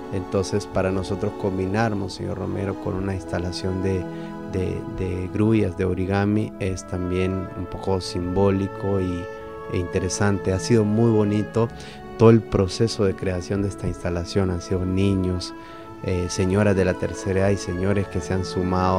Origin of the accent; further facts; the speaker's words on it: El Salvador; como salvadoreños